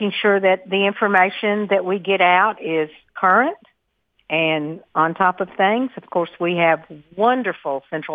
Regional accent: Murfreesboro, Tennessee, United States; I was educated here. I am from Murfreesboro. My family actually still lives on a farm that we have owned since 1842

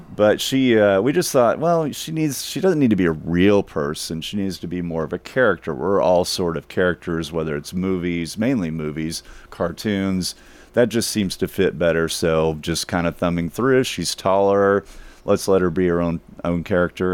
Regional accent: Dallas, Texas, United States; I grew up in North Dallas, a suburb of Dallas

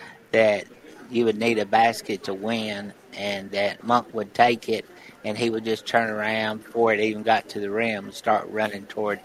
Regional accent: McMinnville, Tennessee, United States; moved away; I was driving back from McMinnville from a bank meeting down there where I'm from

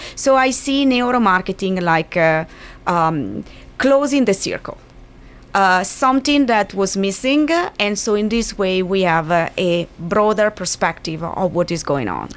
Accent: Milan, Lombardy, Italy; moved away; I come from Milan

